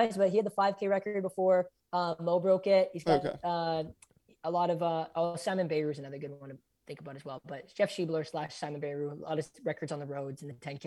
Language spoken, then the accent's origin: English; Canada; I'm Canadian